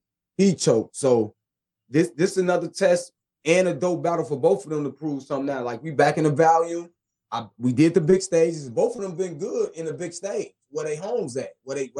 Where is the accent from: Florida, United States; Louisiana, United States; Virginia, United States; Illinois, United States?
Illinois, United States; Chicago; I'm from Chicago